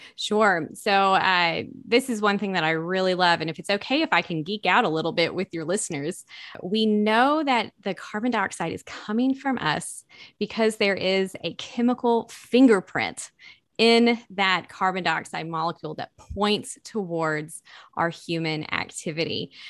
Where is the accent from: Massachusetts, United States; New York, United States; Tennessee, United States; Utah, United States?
Tennessee, United States; East; growing up in East Tennessee